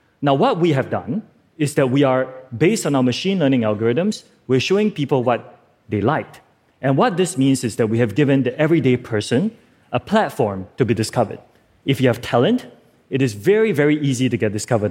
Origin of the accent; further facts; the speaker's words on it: Singapore; I'm from Singapore